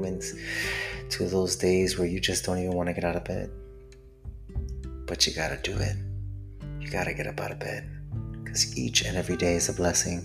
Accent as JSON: {"language": "English", "town": "Miami", "region": "Florida", "country": "United States", "tie": "born or raised there", "said": "I am from Miami, Florida, born and raised Latino"}